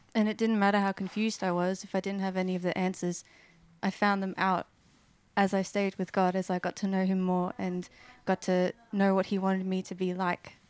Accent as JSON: {"language": "English", "town": "Sydney", "region": "New South Wales", "country": "Australia", "tie": "born or raised there", "said": "I grew up in Western Sydney and I'm 24"}